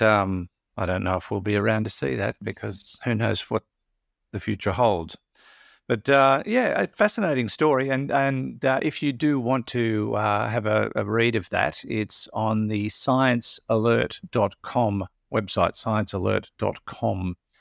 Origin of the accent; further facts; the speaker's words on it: Maitland, New South Wales, Australia; I come from Maitland